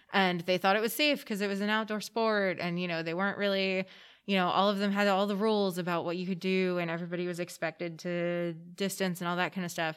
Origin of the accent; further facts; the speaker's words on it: Pennsylvania, United States; I was 90 minutes from New York City. Mm-hmm. Um, it was middle of the woods, Pennsylvania